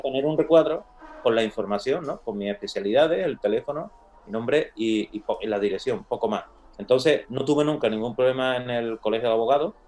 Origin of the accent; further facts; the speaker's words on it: Castilblanco, Spain; moved away as an adult; me voy por la tarde a mi pueblo, a Castil Blanco. Entonces, en mi casa es muy grande, pues mi padre tenía la consulta de médico